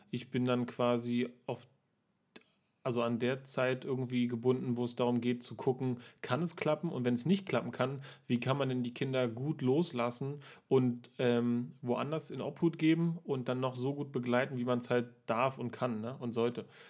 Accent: Berlin, Germany; ich bin ja hier in Berlin nun aufgewachsen und auch hier geboren

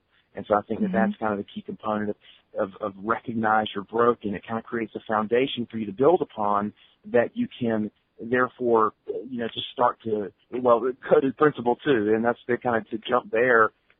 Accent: the South, United States; You know, I'm from the South, and everybody's like, oh, that's just a Southern thing.

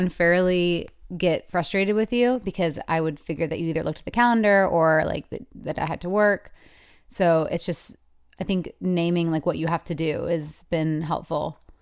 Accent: Michigan, United States; 'cause it's my hometown

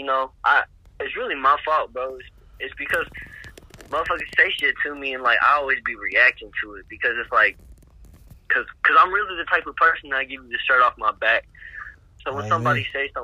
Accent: Alabama, United States; moved away; also born or lived in Indiana; I grew up in Alabama

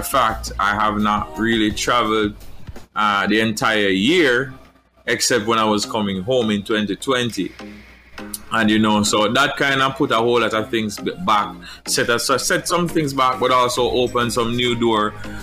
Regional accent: Portland, Jamaica; originally from Jamaica, I grew up in Portland.

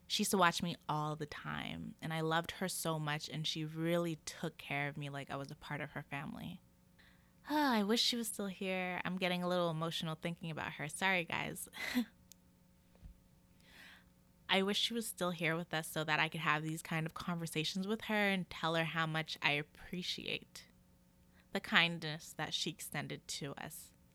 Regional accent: Calgary, Alberta, Canada; moved away; I was born here in Calgary, Alberta, Canada. That is still where I reside now

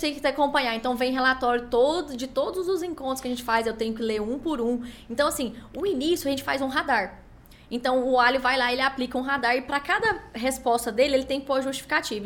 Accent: Brazil; accent: Goiás; eu sou do Brasil

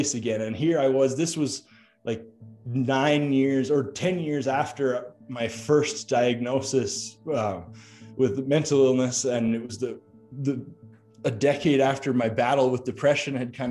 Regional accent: Calgary, Alberta, Canada; moved away as an adult; I moved back to Calgary, which was my hometown

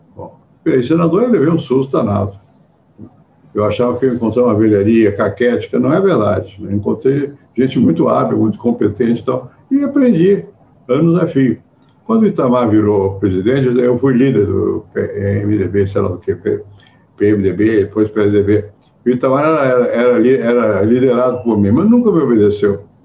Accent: Brazil

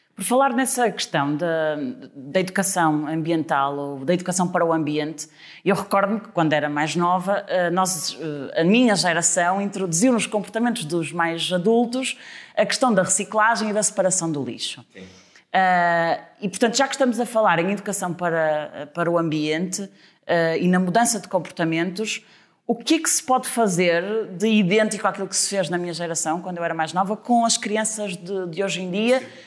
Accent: Trofa, Porto District, Portugal; eu sou da Trofa

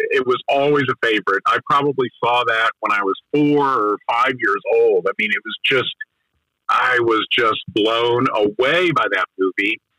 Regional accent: Asheville, North Carolina, United States; I grew up in Asheville, North Carolina

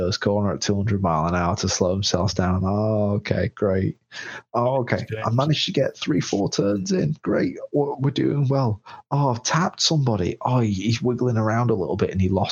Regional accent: England, United Kingdom; I'm English

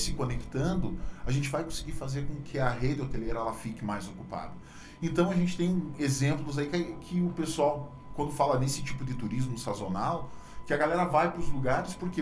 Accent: Brazil; moved away as an adult; now in Pato Branco, Brazil; sou de uma cidade chamada Freiburg, uma cidade de 35 mil habitantes

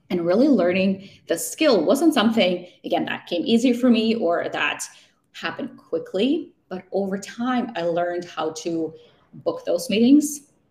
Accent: Vancouver, British Columbia, Canada; hey, I'm from Vancouver and I'm just visiting and I'm moving to the city.

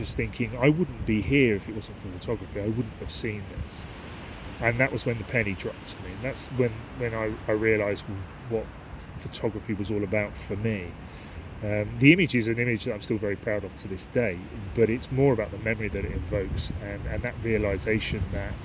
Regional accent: Aylesbury, South East England, United Kingdom; also born or lived in Marsworth; I was brought up in this area. I come from Aylesbury, and there are some reservoirs in near Marsworth, which is where I grew up as a child

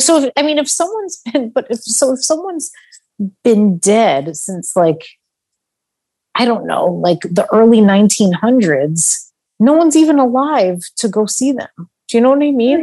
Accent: Long Island, New York, United States; moved away; also born or lived in Midwest; growing up in New York, I definitely thought that because I grew, you know, grew up on Long Island

